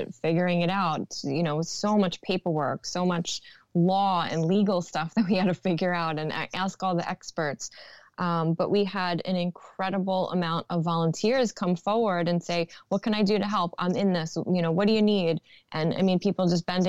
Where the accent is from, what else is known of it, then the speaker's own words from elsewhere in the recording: New York City, New York, United States; Born and raised in Brooklyn